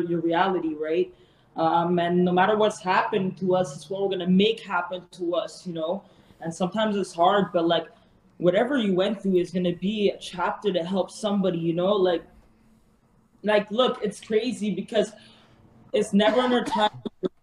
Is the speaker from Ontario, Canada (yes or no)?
no; Montreal, Quebec, Canada; I'm from Montreal